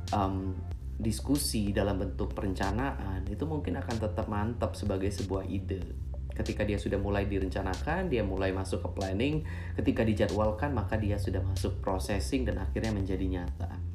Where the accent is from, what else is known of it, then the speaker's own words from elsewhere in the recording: Palembang, South Sumatra, Indonesia; saya tinggal dan besar di kota Palembang. Dari kecil kuliah, sekolah, cari duit juga di kota Palembang.